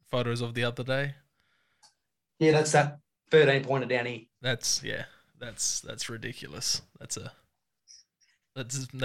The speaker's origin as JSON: {"language": "English", "town": "Bathurst", "region": "New South Wales", "country": "Australia", "said": "I am from Bathurst, New South Wales."}